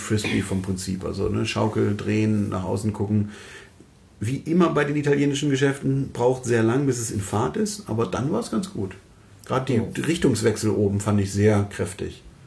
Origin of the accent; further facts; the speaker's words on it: Germany; wir als Deutsche